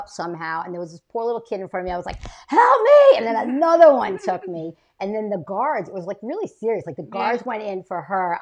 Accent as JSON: {"language": "English", "area": "Long Island", "region": "New York", "country": "United States", "tie": "born or raised there", "also_born_or_lived": "Los Angeles", "moved": "as an adult", "said": "I grew up in Long Island"}